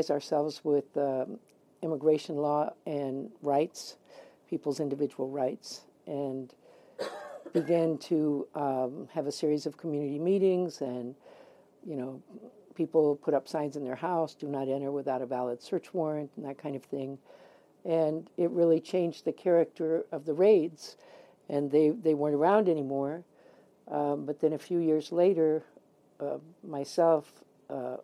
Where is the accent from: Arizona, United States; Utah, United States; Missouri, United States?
Arizona, United States; Tucson; I'm not from Tucson, but I came when I was 4.